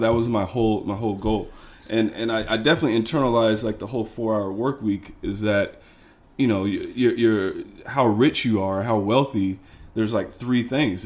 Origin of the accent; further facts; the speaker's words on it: Missouri, United States; moved away as an adult; now in Chicago, United States; I'm originally from Missouri